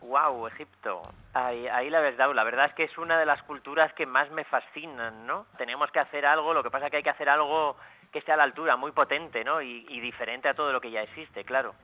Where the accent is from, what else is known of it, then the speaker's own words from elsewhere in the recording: Luarca, Asturias, Spain; en mi pueblo donde nací, en Luarca